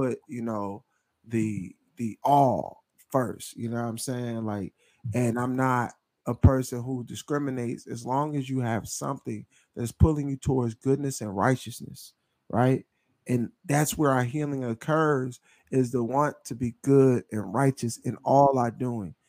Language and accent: English; Philadelphia, Pennsylvania, United States; now in Memphis, United States; we're both from Philadelphia, the greater metropolitan area of Philadelphia